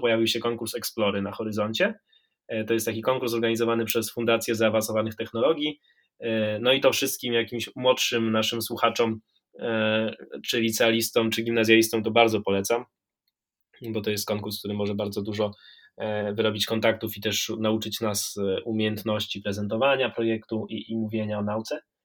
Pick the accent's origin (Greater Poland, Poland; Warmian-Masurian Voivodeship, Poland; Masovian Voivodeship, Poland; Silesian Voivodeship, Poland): Warmian-Masurian Voivodeship, Poland; ja pochodzę z Mazur